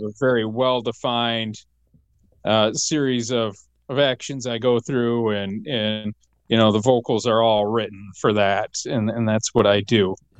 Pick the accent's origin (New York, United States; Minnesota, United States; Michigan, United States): Michigan, United States; growing up in Michigan